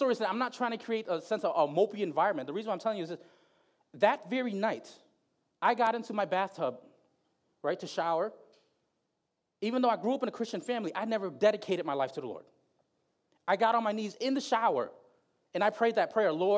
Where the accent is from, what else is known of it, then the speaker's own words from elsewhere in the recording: Bridgeport, Connecticut, United States; also born or lived in Philippines; I grew up in Bridgeport